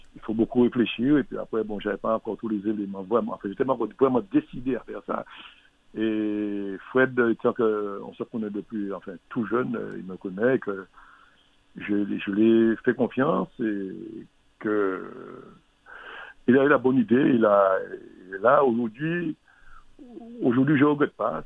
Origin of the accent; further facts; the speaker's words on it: Martinique; On est Martiniquais quelquefois